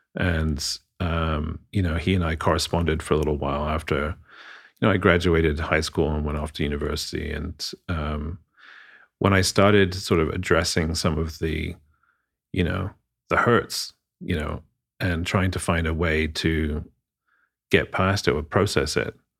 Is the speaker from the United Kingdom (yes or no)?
yes; London, United Kingdom; moved away; I'm, I'm from abroad, uh, born and raised in London.